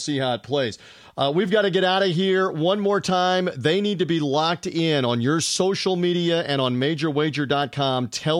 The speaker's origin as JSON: {"language": "English", "town": "Memphis", "region": "Tennessee", "country": "United States", "tie": "born or raised there", "said": "in Memphis, Tennessee, my hometown."}